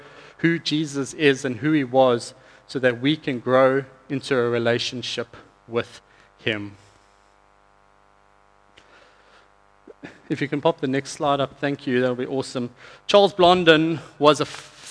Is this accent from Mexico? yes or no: no; South Africa; moved away; I'm from South Africa.